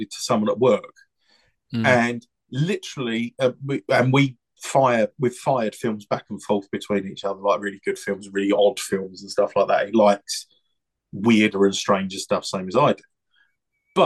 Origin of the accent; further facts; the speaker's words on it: England, United Kingdom; we're saying that as English people